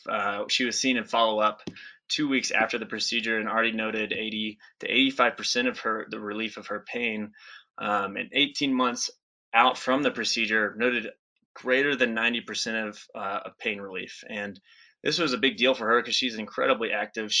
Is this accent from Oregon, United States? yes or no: no; Birmingham, Alabama, United States; now in Colorado, United States; I'm originally from Birmingham, Alabama